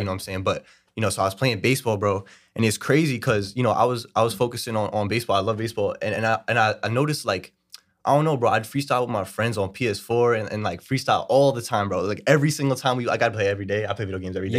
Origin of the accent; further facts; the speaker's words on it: New York City, New York, United States; I'm from Brooklyn, New York